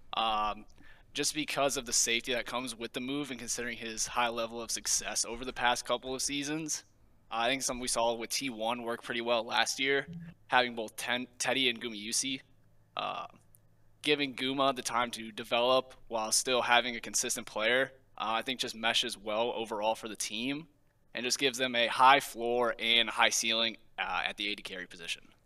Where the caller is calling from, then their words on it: Columbia, Illinois, United States; I'm calling from Columbia, Illinois